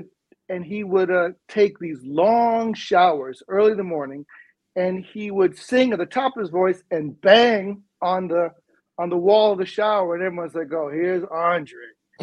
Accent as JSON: {"language": "English", "country": "United States", "tie": "born there", "said": "I was born in the United States, but I only lived here for 2 weeks."}